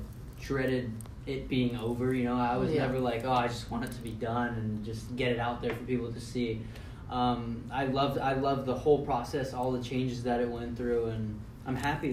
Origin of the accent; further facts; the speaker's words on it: California, United States; born there; also born or lived in Florida; I was born here in California, and they missed it so much, so they wanted to come back out